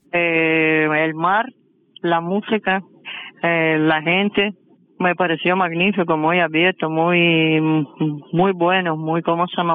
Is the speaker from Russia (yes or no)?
yes; Kursk, Kursk Oblast, Russia; Spanish is a second language; moved away as an adult; now in Havana, Cuba; Nací en Rusia, ciudad Kursk